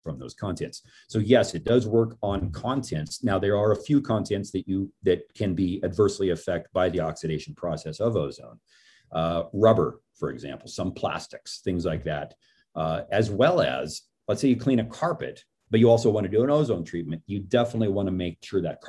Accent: Portland, Oregon, United States; driving through downtown, I mean, that's my hometown

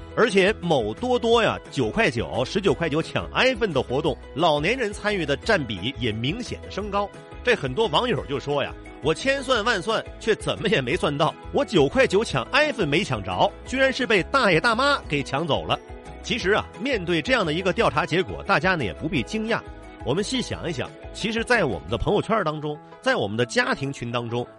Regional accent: China; 我们中国人

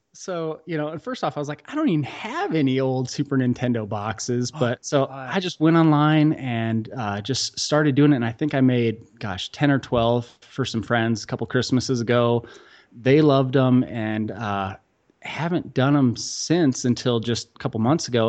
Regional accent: outside of Chicago, Illinois, United States; now in Utah, United States; we grew up outside of Chicago

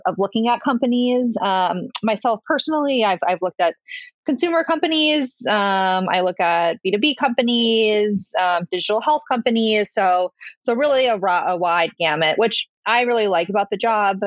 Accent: Connecticut, United States; moved away as an adult; also born or lived in Saratoga Springs, New York; now in New York City, United States; I grew up in Connecticut um, in a town that was about an hour outside of New York City, very suburban um, childhood

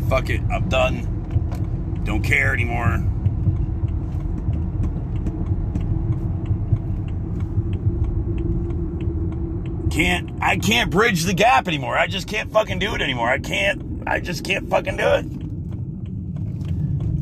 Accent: United States; also born or lived in Murphy, North Carolina; As an American

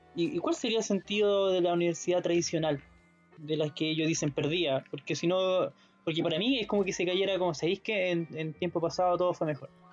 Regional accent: Molina, Maule, Chile; yo soy de Molina

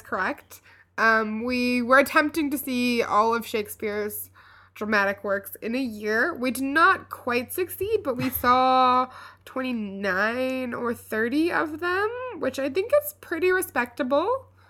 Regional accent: Louisville, Kentucky, United States; moved away; we went back to my hometown

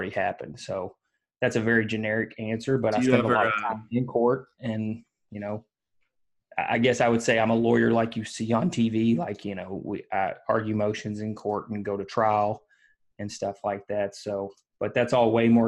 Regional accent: Leitchfield, Kentucky, United States; I'm born and raised in Kentucky, which is not Louisville.

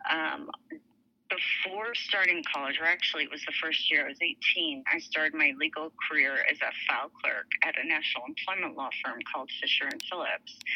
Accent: Dhahran, Eastern Province, Saudi Arabia; so I grew up in Dhahran, Saudi Arabia, my ethnic background being Armenian, my citizenship was Lebanese, but I grew I was raised an American

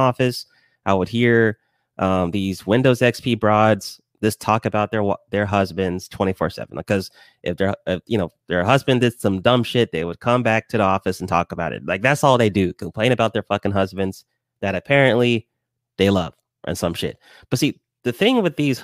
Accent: Lawrenceville, Georgia, United States; also born or lived in Decatur, Georgia; Yeah, I'm from Georgia, raised in Georgia. I was in Decatur for like a few years, and then I moved to Lawrenceville.

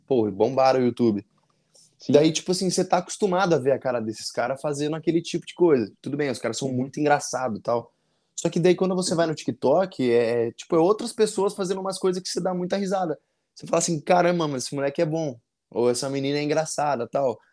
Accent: Avaré, São Paulo, Brazil; Eu sou de, de Avaré, interior de São Paulo

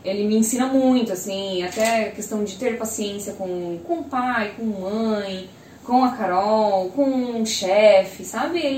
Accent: Joinville, Santa Catarina, Brazil; engenheira civil, tenho 25 anos, sou da cidade de Joinville mesmo, nascida e criada.

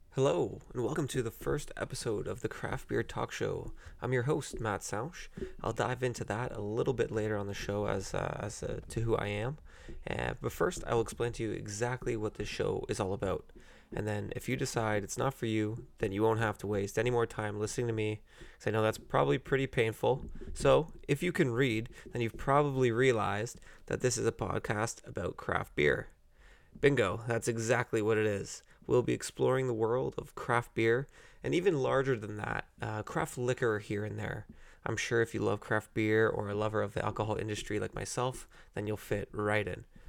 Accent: Burlington, Ontario, Canada; also born or lived in Oakville; I'm from Burlington.

